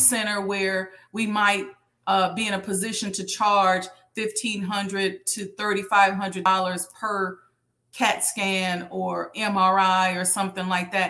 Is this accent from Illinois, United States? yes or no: yes; Chicago, Illinois, United States; I'm from Chicago